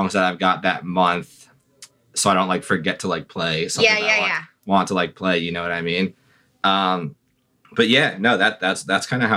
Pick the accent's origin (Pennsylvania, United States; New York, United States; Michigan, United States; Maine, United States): New York, United States; Long Island, Suffolk County; moved away as an adult; also born or lived in Brooklyn; now in New York, United States; I'm originally from Long Island